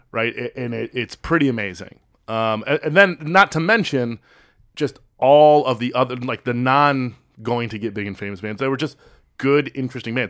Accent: Chicago, Illinois, United States

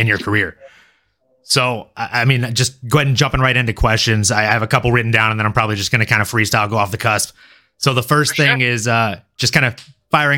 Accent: Louisiana, United States; also born or lived in Fort Lauderdale, Florida; now in California, United States; I'm from a small town in Louisiana. I was born in Fort Lauderdale, Florida, mostly grew up in Louisiana

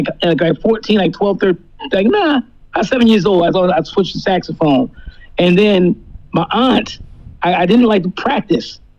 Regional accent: New Jersey, United States; now in Florida, United States; since, I've been down here in Florida, I, when I, when I was in New Jersey, i I'm originally from Jersey

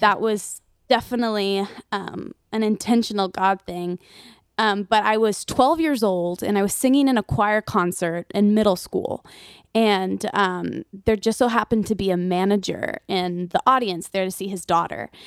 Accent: Nashville, Tennessee, United States; I'm born and raised in Nashville

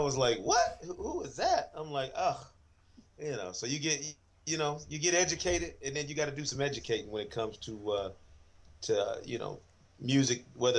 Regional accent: Grand Rapids, Michigan, United States; moved away as an adult; also born or lived in Jackson, Mississippi / Indianapolis / Cleveland / Poughkeepsie, New York; now in Atlanta, United States; proud to be born and raised in Grand Rapids, Michigan.

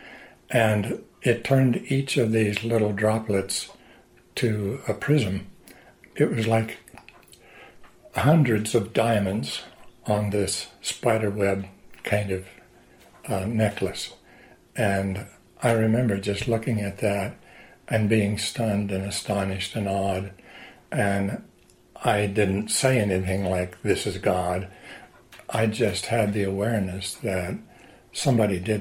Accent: Southern Oregon, United States; also born or lived in Missouri; We moved from Missouri to Southern Oregon

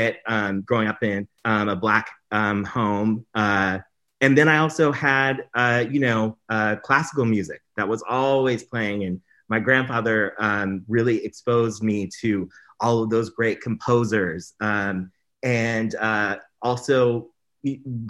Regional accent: Durham, North Carolina, United States; So I grew up in North Carolina, Durham, North Carolina

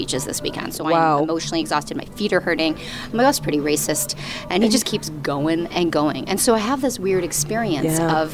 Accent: Toronto, Ontario, Canada; I'm from Toronto

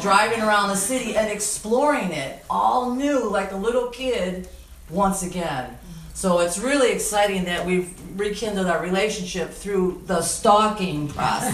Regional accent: Detroit, Michigan, United States; also born or lived in Grosse Ile; I grew up in Detroit on Lakewood and Jefferson

